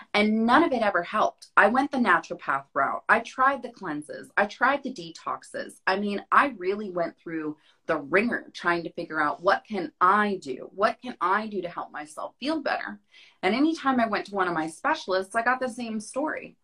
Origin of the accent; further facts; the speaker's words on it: Florida, United States; also born or lived in Hawaii; now in Phoenix, United States; I grew up in Florida.